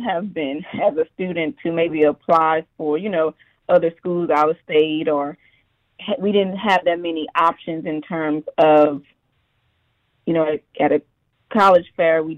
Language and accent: English; Houston, Texas, United States; I grew up in Third Ward area, and so I went to Yates High School